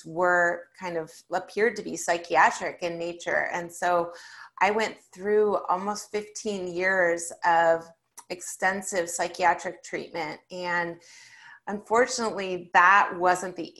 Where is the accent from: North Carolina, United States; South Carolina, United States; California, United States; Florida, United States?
California, United States; I grew up in California in the 1980s and 90s